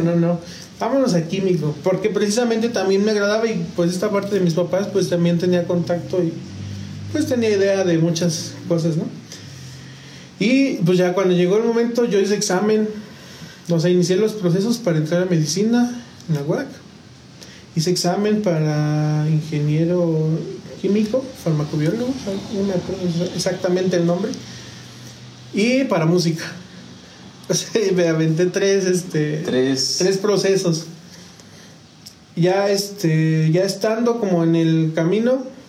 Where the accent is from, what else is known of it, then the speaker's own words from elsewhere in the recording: San Juan del Río, Querétaro, Mexico; also born or lived in San Luis Potosí, Mexico; a los tres años llegamos a San Juan, mi familia y yo